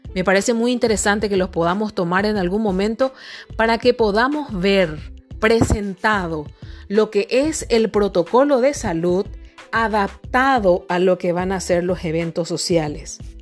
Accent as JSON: {"language": "Spanish", "country": "Paraguay", "said": "yo soy de la República del Paraguay y aquí en el Paraguay"}